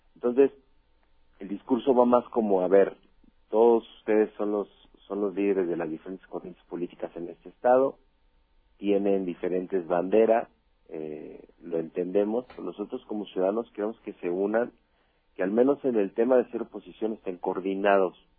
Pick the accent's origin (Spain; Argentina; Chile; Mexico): Mexico; yo soy mexicano 100%